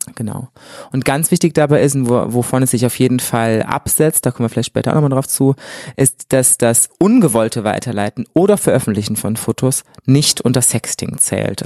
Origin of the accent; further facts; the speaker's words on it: Germany; moved away as an adult; now in Cologne, Germany; Ich bin in der wunderschönen Eifel groß geworden